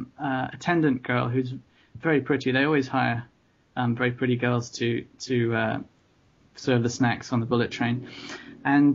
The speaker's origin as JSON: {"language": "English", "region": "London", "country": "United Kingdom", "tie": "born or raised there", "also_born_or_lived": "Tokyo", "moved": "yes", "said": "having been born and brought up in London"}